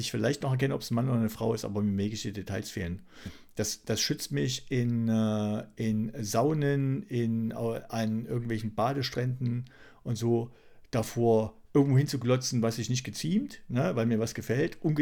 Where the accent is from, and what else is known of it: East Germany, Germany